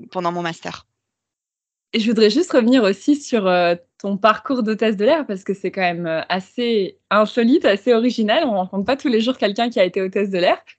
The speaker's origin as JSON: {"language": "French", "town": "Valence", "region": "Auvergne-Rhône-Alpes", "country": "France", "also_born_or_lived": "Taiwan / Vietnam / China", "moved": "as an adult", "lives_now": "Paris, France", "said": "à la base, je suis originaire de Valence dans la Drôme, qui est dans le sud de la France pour ceux qui ne connaissent pas."}